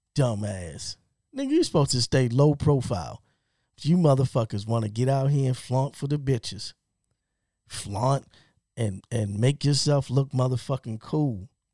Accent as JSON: {"language": "English", "town": "Baltimore", "region": "Maryland", "country": "United States", "tie": "born or raised there", "said": "I'm from Baltimore, born and raised."}